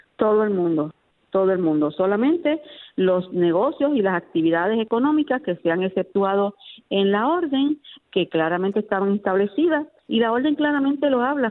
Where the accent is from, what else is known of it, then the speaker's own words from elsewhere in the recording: Puerto Rico; nuestro Puerto Rico